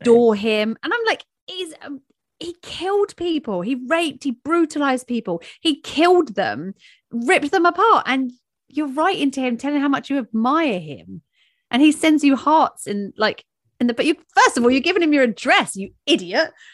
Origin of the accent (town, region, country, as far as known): England, United Kingdom